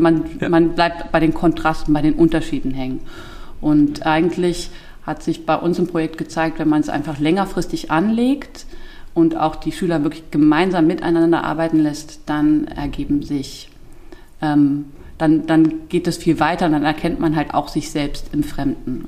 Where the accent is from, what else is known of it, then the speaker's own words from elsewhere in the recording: Germany; accent: Moselle Franconian; Wir haben auch viel luxemburgisches Radio und am Anfang auch noch Fernsehen geguckt